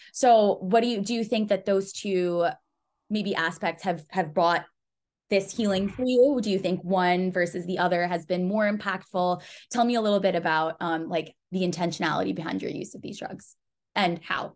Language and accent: English; United States; I'm Pakistani, and so I have, um, this view of this Western society, right? Like, I've grown up here in the U S